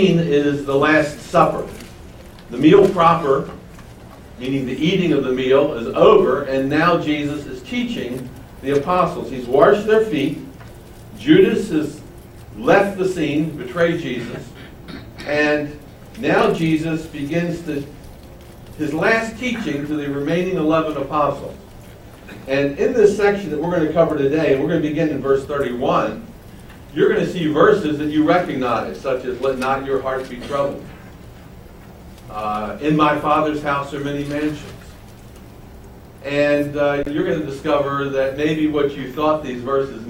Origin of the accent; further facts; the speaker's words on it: Baltimore, Maryland, United States; moved away; I'm from Baltimore. And all I can say is that Baltimore hasn't changed since I left it at the end of 1982.